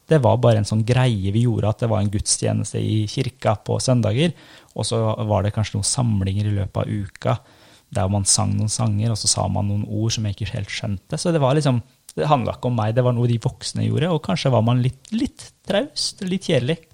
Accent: Norway; also born or lived in Iran; Jeg var sju år når vi flytta til Norge. Kom som asylsøkere. Og så vokste jeg opp i en muslimsk familie

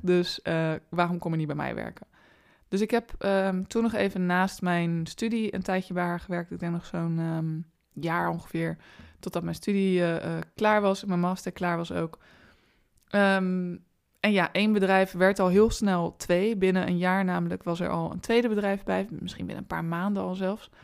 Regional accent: Rotterdam, South Holland, Netherlands; ik ben ook een Rotterdamse.

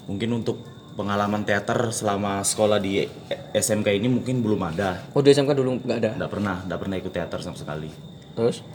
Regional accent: East Kalimantan, Indonesia; asal saya dari Kalimantan Timur, jurusan manajemen.

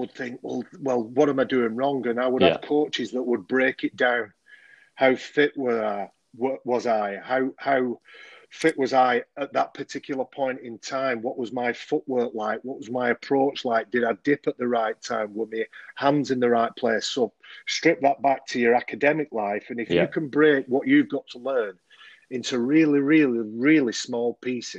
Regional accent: Oldham, North West England, United Kingdom; I was born and bred in Oldham

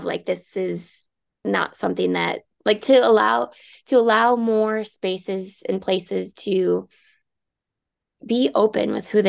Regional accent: Rochester, Minnesota, United States; now in Mankato, United States; I'm originally from Rochester, which is just an hour and a half from here.

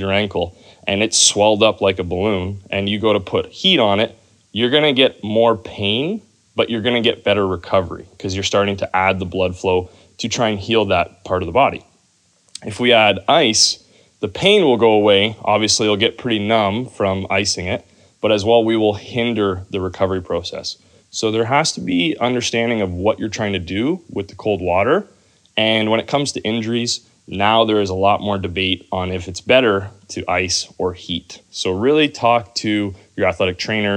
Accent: Canada; I'm coming from Canada and I'm a pretty fortunate athlete growing up

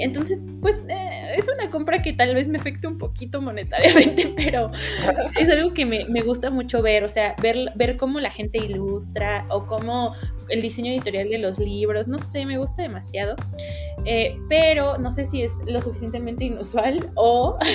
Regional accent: Mexico

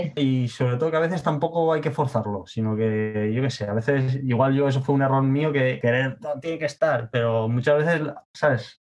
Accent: Tenerife, Canary Islands, Spain; moved away as an adult; also born or lived in Australia; soy de Tenerife, España

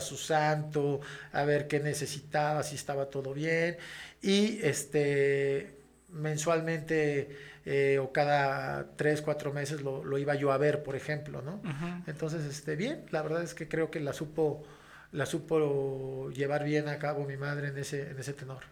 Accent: León, Guanajuato, Mexico; also born or lived in Mexico City; yo a los casi seis años me mudo con mi mamá este, y con mis hermanos y con un tío, hermano de mi mamá, a la ciudad de León, Guanajuato

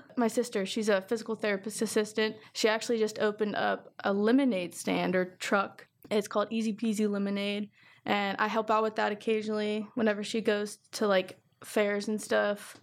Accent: Circleville, Ohio, United States; I'm from Circleville started school in 2019

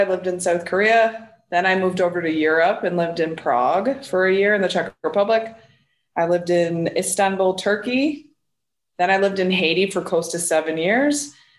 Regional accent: Ottawa, Ontario, Canada; I'm from Ottawa.

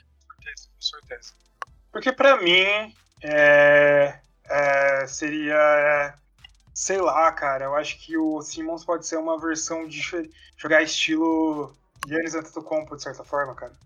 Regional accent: Brazil; como brasileiro

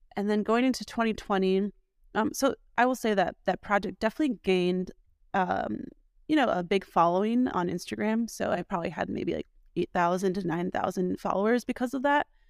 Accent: Milwaukee, Wisconsin, United States; moved away as an adult; also born or lived in Columbus, Ohio; was born and raised in Milwaukee

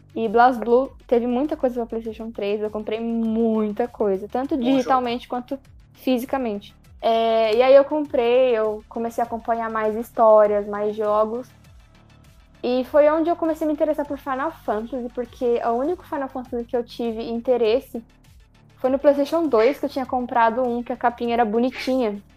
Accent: Brazil; eu sou brasileira

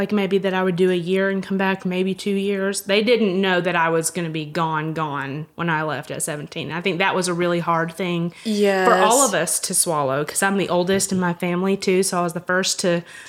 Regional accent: Georgia, United States; moved away as an adult; now in Hamilton; I grew up in Georgia and moved here in 2010

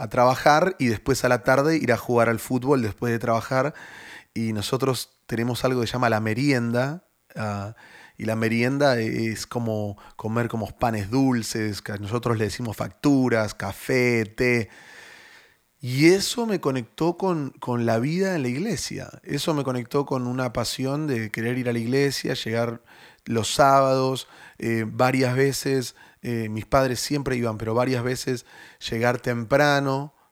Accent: Buenos Aires, Argentina; Pero yo oh. originalmente soy de Buenos Aires.

